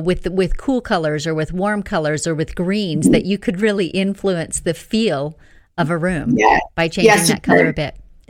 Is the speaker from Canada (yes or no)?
yes; Northern Canada, Canada; I grew up in Northern Canada too, and we had long winters with low lights in the winter.